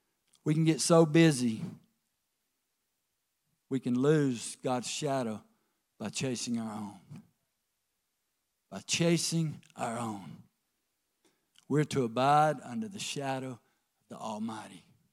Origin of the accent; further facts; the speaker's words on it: the South, United States; I'm from the South.